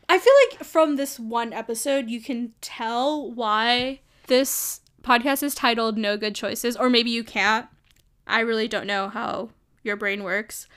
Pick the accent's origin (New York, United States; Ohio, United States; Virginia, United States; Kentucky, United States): New York, United States; New York City; moved away as an adult; also born or lived in California; now in San Francisco, United States; I grew up in New York. I grew up in Brooklyn